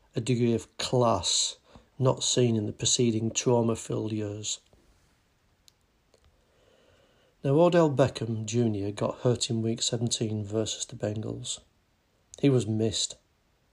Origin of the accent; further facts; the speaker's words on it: England, United Kingdom; I'm English.